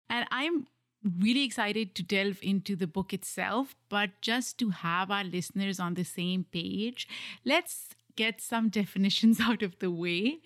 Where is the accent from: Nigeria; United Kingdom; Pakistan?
Pakistan; moved away; I grew up in a different country. I grew up in Pakistan